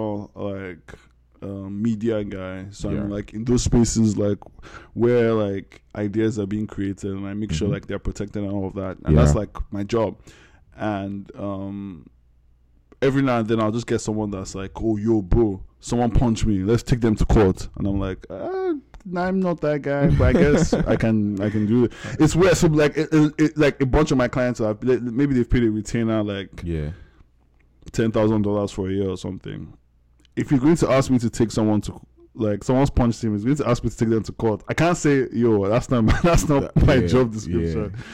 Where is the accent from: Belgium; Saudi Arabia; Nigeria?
Nigeria; I grew up in Ugudu, so like I grew up around soldiers